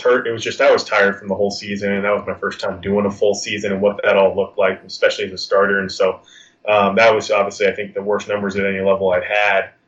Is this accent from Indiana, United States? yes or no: no; California, United States; growing up in California my whole life